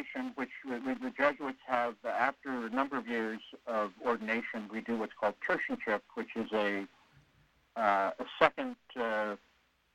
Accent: San Francisco, California, United States; now in Sacramento, United States; I grew up in San Francisco, the youngest of three boys

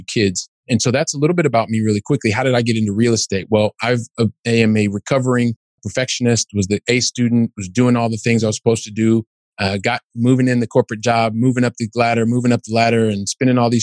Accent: Columbus, Ohio, United States; moved away as an adult; now in Europe; I'm originally from Columbus, Ohio.

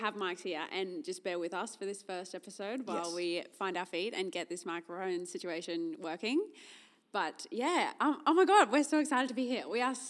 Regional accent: Cairns, Queensland, Australia; also born or lived in Biloela, Queensland / Rockhampton, Queensland / Gold Coast, Queensland; Born in Billow, lived there till I was 7, then moved to Cairns, lived there till I was 15, then moved to Rocky, lived there till I was 21, went YOLO, I'm going to move to the Gold Coast

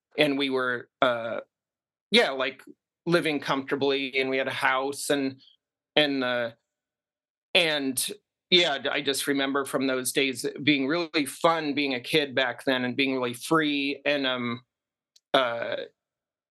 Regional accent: Seattle, Washington, United States; also born or lived in Brooklyn, New York; we were growing up in the Seattle area as kids in the suburbs.

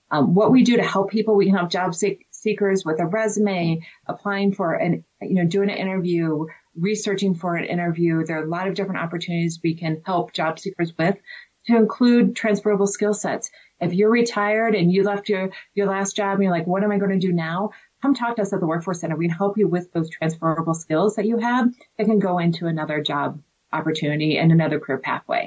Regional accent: Indiana, United States; moved away as an adult; now in Colorado, United States; I'm from the Midwest, originally from Indiana, went to Indiana University, came out here in the late 90s

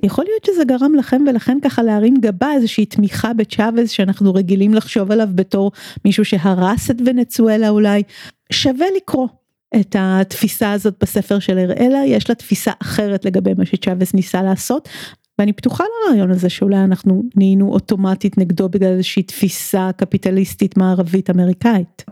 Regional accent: Tel Aviv, Tel Aviv District, Israel; כמי שעד לא מזמן הגדירה את עצמה כתל אביבית הרבה לפני שהיא ישראלית ויהודית

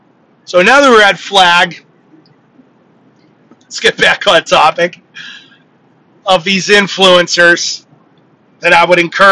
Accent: Connecticut, United States; I'm from Connecticut.

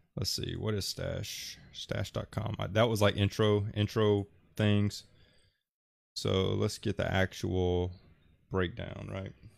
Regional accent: Alabama, United States; I'm from Alabama

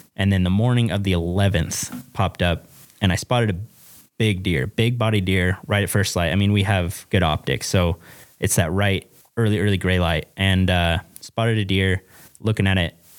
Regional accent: Western Oregon, United States; moved away as an adult; now in Wyoming, United States; I'm from Western Oregon

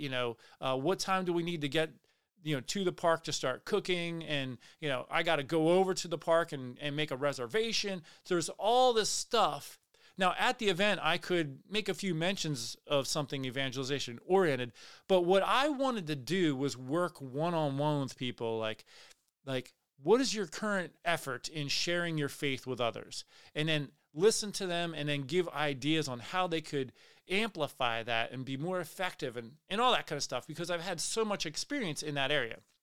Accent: Pennsylvania, United States; I grew up in Pennsylvania. I lived there most of my life

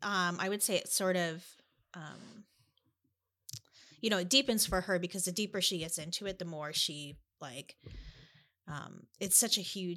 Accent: Ames, Iowa, United States; growing up in Ames

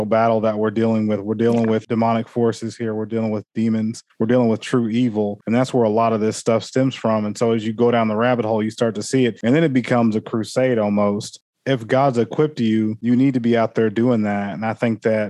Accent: Oklahoma, United States; also born or lived in Texas; we're from Oklahoma.

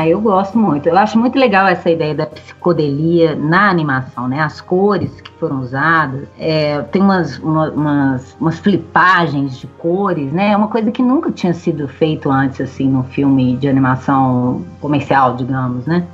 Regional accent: Minas Gerais, Brazil; accent: mineiro; a gente mesmo fazendo o nosso sotaque de mineiro

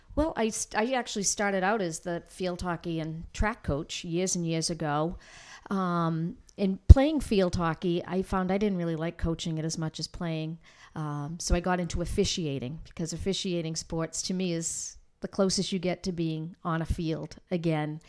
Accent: North Andover, Massachusetts, United States; moved away as an adult; now in Newburyport, United States; I grew up here in North Andover, second generation.

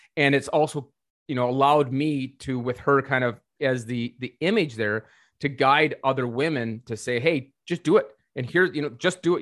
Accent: North Dakota, United States; I was born and raised in North Dakota. I'm from North Dakota.

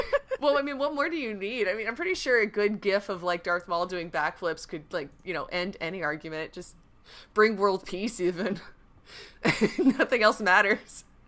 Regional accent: California, United States; I am from California

